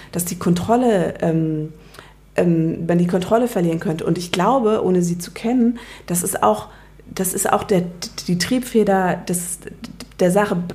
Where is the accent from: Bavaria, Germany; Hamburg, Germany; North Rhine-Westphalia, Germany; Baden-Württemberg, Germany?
Bavaria, Germany; now in Berlin, Germany; ich komme aus Bayern.